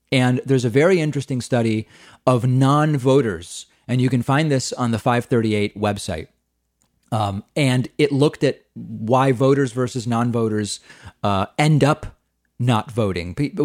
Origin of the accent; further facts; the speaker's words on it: Australia; Hey, David, I'm from Australia, and I'm trying to figure out why so many Americans do not vote.